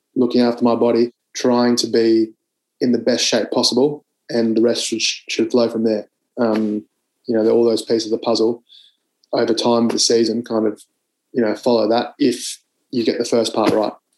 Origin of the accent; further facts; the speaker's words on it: Canberra, Australian Capital Territory, Australia; I grew up in Canberra